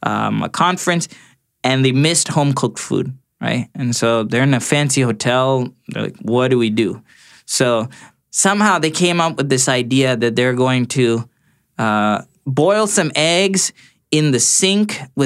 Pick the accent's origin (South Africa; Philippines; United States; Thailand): Thailand; born there; And for Bangladesh, even when I was not living there, because I was born in Thailand, in fact, not many people know that.